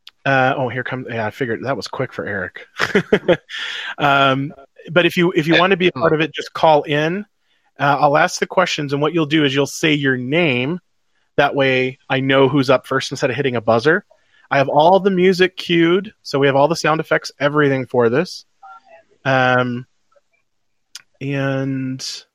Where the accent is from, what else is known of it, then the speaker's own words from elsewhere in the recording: United States; I'm an American.